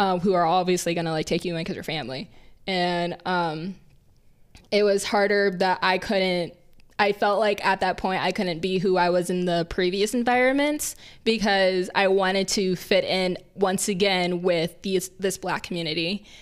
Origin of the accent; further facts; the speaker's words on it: Indiana, United States; where we grew up in Indiana